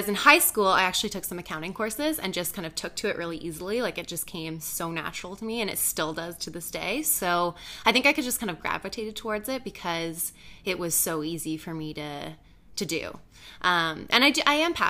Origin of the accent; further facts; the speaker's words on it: Belleville, Ontario, Canada; also born or lived in Ottawa; now in Toronto, Canada; I was actually born in Ottawa, but I grew up in Belleville, Ontario